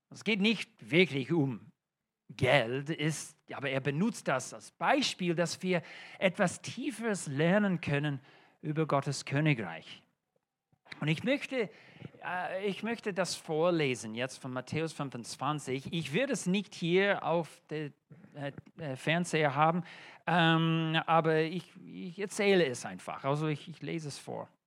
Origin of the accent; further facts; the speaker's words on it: United States; German is a second language; now in Germany; Äh, das ist kein deutscher Name und auch von meinem Akzent hört das schon. Ähm, ich bin Amerikaner